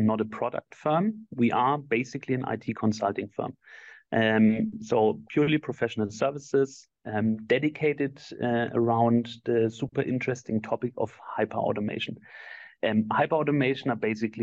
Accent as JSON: {"language": "English", "country": "Germany", "tie": "born or raised there", "also_born_or_lived": "Argentina / Dublin / Barcelona / Switzerland", "said": "I was born and raised in Germany."}